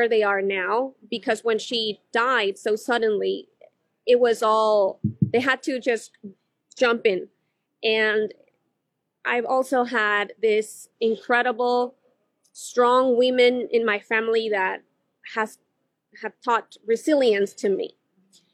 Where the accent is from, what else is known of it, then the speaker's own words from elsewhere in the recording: Western El Salvador, El Salvador; moved away as an adult; now in Washington, D.C., United States; We were born during the war, and we were both raised as children of the war, as many, many Salvadorians that now live in the United States can relate